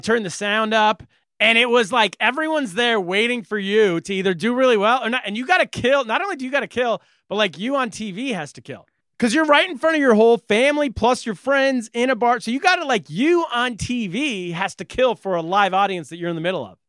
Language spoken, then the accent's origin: English; California, United States; I'm a Californian. I'm from California